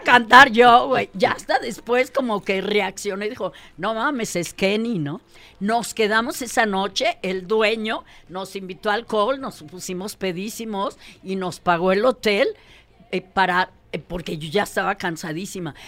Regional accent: Mexico; sí soy mexicana, pero habla raro

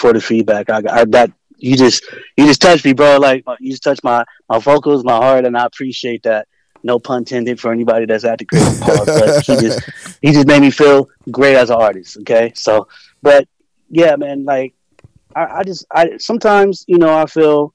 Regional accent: West Coast, United States; I'm from the West Coast

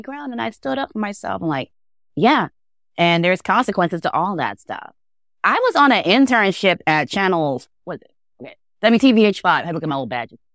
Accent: Baltimore, Maryland, United States; growing up in Baltimore, I grew up with the Beverly Burks of the world

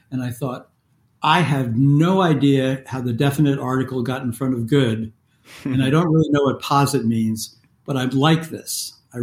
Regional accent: New York metropolitan area, United States; I was raised in the New York metropolitan area in the 1950s and 60s

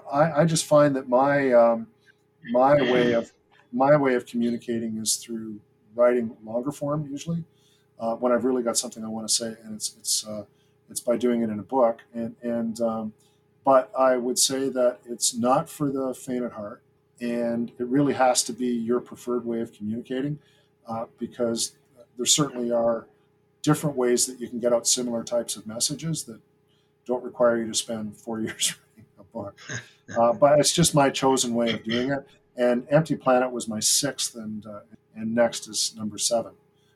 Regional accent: Greenwood, Nova Scotia, Canada; now in Toronto, Canada; And I consider the place that I grew up Greenwood in the Annapolis Valley, where my dad was stationed. So I lived there, my wonder years I lived there.

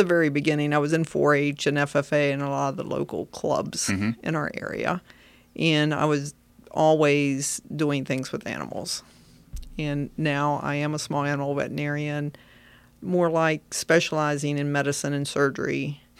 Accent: Virginia, United States; As I was growing up, I grew up in Frederick County, Virginia. And I did go to James Wood High School.

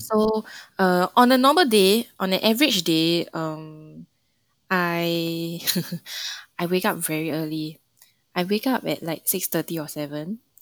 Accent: Singapore; moved away as an adult; now in China; Mandarin is not my first language. And there's many words that we use in Singapore that's different in China.

